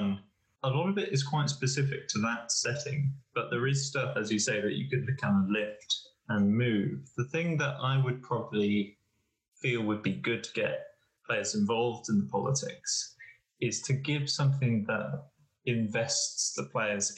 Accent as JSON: {"language": "English", "area": "Norfolk", "region": "East of England", "country": "United Kingdom", "tie": "born or raised there", "said": "I grew up in Norfolk"}